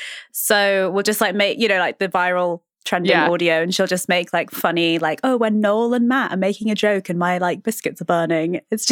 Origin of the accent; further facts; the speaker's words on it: United Kingdom; I'm British.